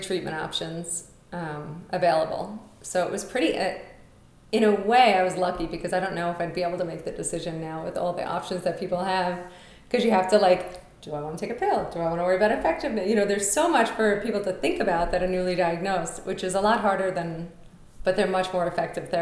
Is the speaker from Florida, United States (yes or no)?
no; New York City, New York, United States; moved away as an adult; now in Colorado, United States; I'm from Brooklyn